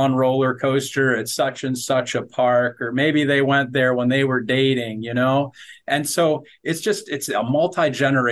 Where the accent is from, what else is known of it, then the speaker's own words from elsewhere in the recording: Detroit, Michigan, United States; I grew up in the Detroit area of Michigan